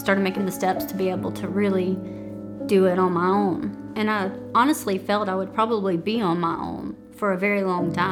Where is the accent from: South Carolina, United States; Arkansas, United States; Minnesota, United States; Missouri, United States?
South Carolina, United States; Chesnee; also born or lived in Spartanburg, South Carolina; I was born in Spartanburg, South Carolina, but I lived and grew up in Chesney, South Carolina